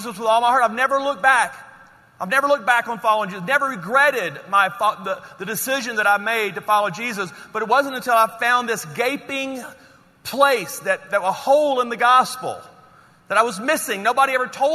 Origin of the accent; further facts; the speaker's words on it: Louisiana, United States; I'm from Louisiana